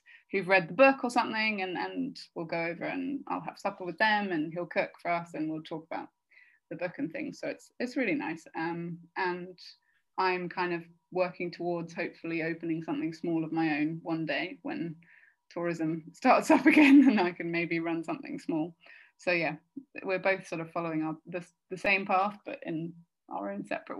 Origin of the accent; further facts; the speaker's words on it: Devonshire, South West England, United Kingdom; accent: West Country; moved away as an adult; also born or lived in London; now in Sardinia, Italy; I grew up in Devonshire